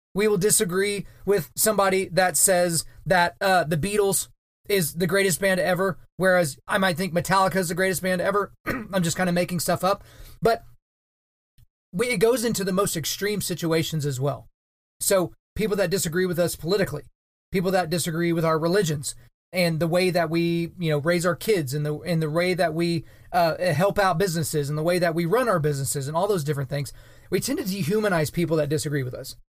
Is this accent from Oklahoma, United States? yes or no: yes; Oklahoma, United States; here in my home state of Oklahoma